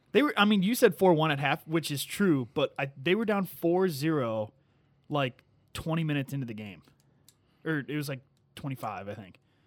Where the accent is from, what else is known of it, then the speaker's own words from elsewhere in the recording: Sleepy Hollow, Illinois, United States; my hometown. So shout out Sleepy Hollow